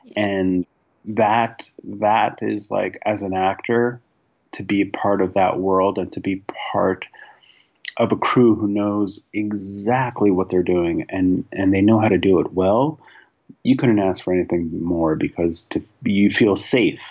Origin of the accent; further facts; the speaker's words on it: New York City, New York, United States; I grew up in New York City